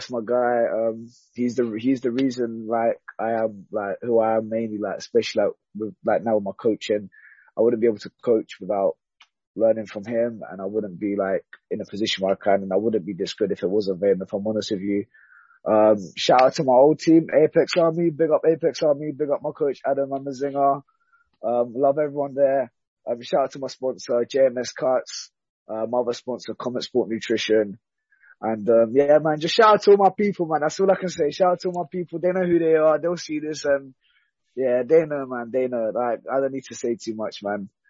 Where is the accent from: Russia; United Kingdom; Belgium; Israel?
United Kingdom; London; it's in my backyard, man, like my hometown.